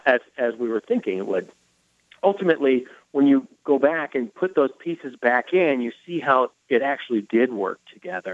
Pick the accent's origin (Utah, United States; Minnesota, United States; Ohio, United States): Minnesota, United States; Minneapolis; moved away; I got a job offer in my hometown, Minneapolis